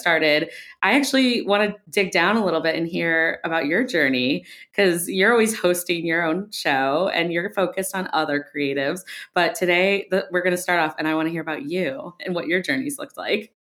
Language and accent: English; Ohio, United States; I grew up in Ohio